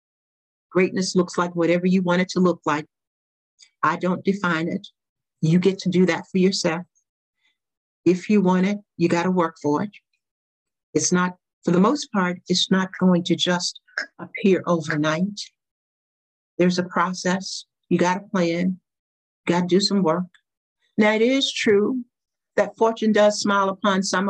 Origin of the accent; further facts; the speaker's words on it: the South, United States; I grew up in the South during the pre-civil rights era